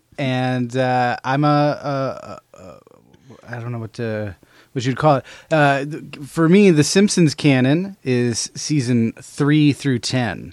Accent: Albany, New York, United States; my hometown of Albany, New York, shout out A-Town

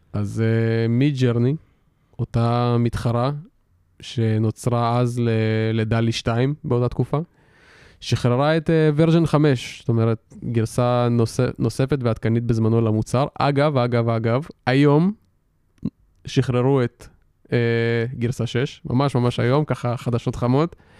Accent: Israel; אנחנו כולנו ישראלים

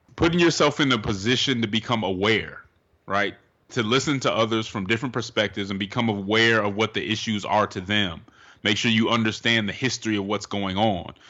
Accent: Denver, Colorado, United States; now in Atlanta, United States; I'm from Denver, Colorado

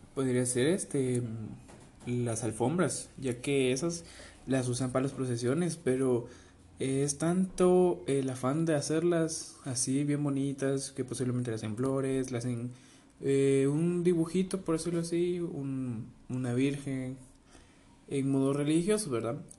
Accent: Guatemala

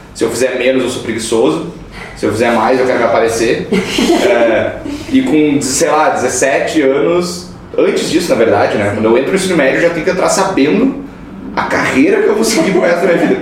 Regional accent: Montenegro, Rio Grande do Sul, Brazil; eu sou de Montenegro, uma cidade pequena, é, perto de Porto Alegre, tem 60 mil habitantes.

